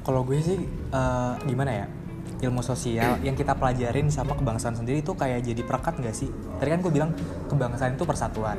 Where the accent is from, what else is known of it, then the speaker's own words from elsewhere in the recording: Tangerang, Banten, Indonesia; gue dari Tangerang